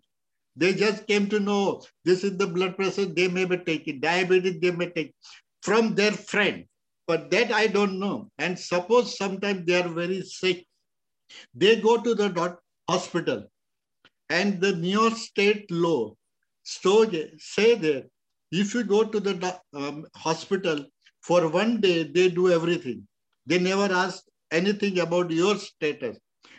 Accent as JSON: {"language": "English", "country": "India", "moved": "yes", "said": "until now in 1 year I came from India, March 7th, I never went out any store."}